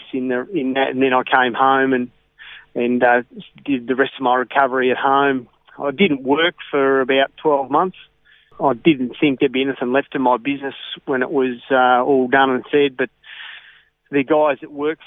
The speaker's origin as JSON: {"language": "English", "town": "Ballarat", "region": "Victoria", "country": "Australia", "tie": "born or raised there", "said": "I was born in Victoria, spent most of my life and was raised in Ballarat"}